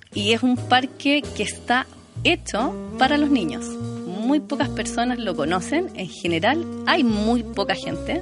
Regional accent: Santiago, Santiago Metropolitan Region, Chile; yo soy una santiaguina amante de Santiago

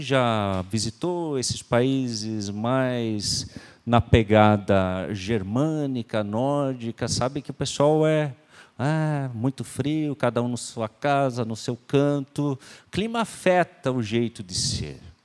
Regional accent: Santa Catarina, Brazil; nós somos brasileiros

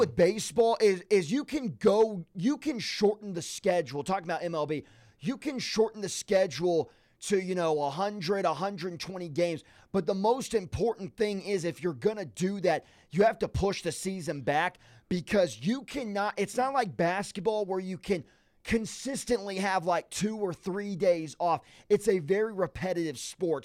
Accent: Nashville, Tennessee, United States; I grew up in the Nashville area

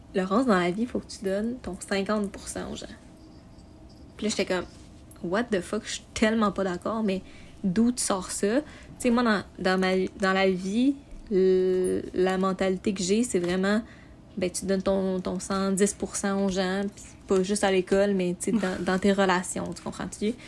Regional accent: Montreal, Quebec, Canada; moved away as an adult; also born or lived in Sorel; now in Sherbrooke, Canada; à base, je viens de Montréal

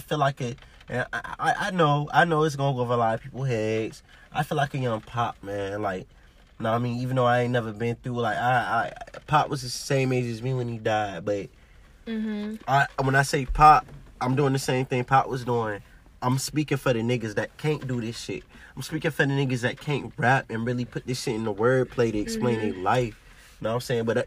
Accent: Virginia Beach, Virginia, United States; I'm from Virginia Beach, Virginia

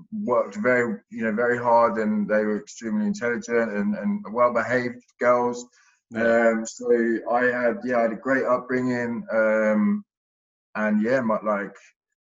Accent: Hertfordshire / Essex, East of England, United Kingdom; I grew up down in Hertfordshire in Essex

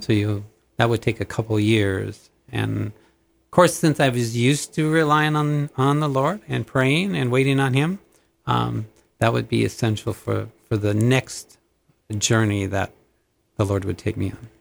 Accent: Minnesota, United States; moved away as an adult; also born or lived in Montana; thirty miles from my hometown, there was actually a telephone training two-year course

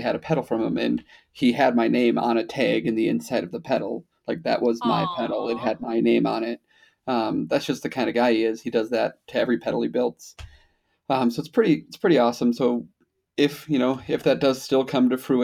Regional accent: Wisconsin, United States; I'm from Wisconsin

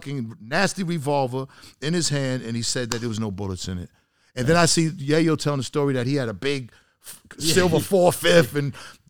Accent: Boston, Massachusetts, United States; I'm from Boston. I'm in there with made men.

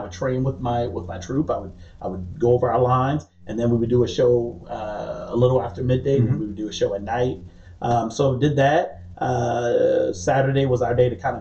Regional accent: Charleston, South Carolina, United States; also born or lived in James Island, South Carolina / Goose Creek, South Carolina; I was born in like the West Ashley. I grew up in the Johns James Island area. Spent a little bit of time in Wamala when I was a kid

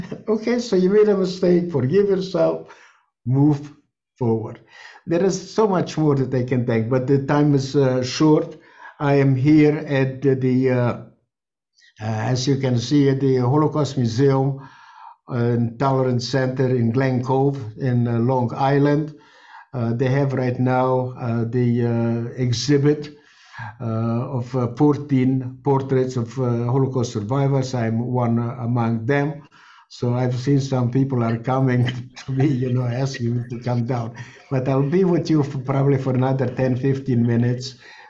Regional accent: Chernivtsi, Chernivtsi Oblast, Ukraine; born there; I was born in Chernivtsi, Bukovina, and that became part of the Greater Romania. And that's why we were deported by the Romanians and not by the Germans.

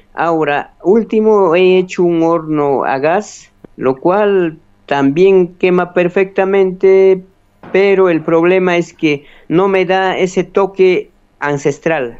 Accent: Quinua, Ayacucho, Peru; en el mismo alturas de mi pueblo, cero de Cundurcunga, que es parte también del santuario

